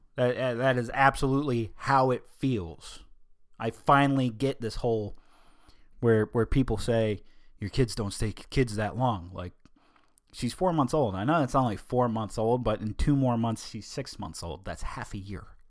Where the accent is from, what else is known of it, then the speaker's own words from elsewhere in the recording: United States; I'm American